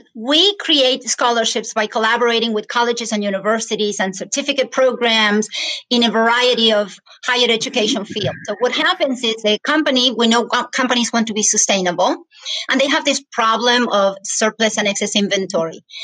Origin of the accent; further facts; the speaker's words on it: Argentina; English is a second language; moved away as an adult; now in United States; I was born and raised in Argentina. I came to the United States